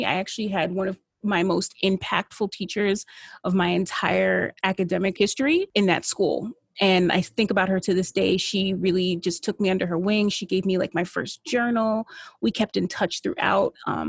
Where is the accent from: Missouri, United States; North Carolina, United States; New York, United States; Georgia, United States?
New York, United States; Buffalo; I was born and raised in Buffalo, New York, which is a pretty segregated place, if you really think about it, especially residentially.